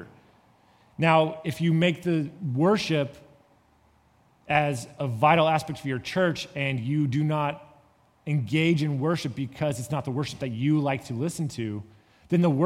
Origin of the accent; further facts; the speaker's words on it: California, United States; moved away; I come from California